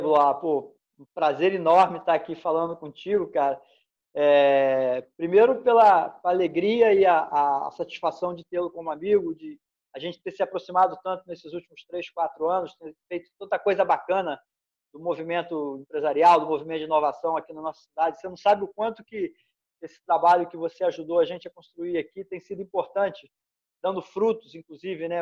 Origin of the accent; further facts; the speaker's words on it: Brazil; eu sou nascido e criado aqui na região, né? Eu sou daqui claro. perto, da posse, areal.